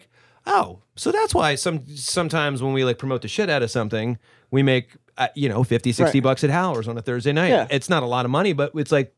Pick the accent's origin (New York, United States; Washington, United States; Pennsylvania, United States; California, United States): Pennsylvania, United States; Philadelphia; now in Pittsburgh, United States; I grew up outside Philadelphia where, like, I drive 25 minutes to my buddy's house in North Wales